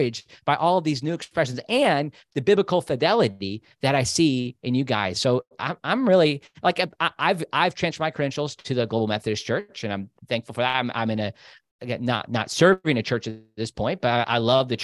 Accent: Chicago, Illinois, United States; I grew up in the Chicago area.

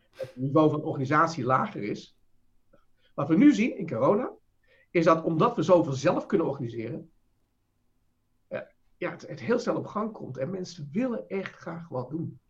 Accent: Netherlands

